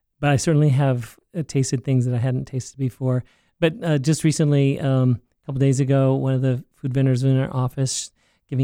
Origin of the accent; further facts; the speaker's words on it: Alaska, United States; moved away; I say my heritage is Alaskan because that's where I grew up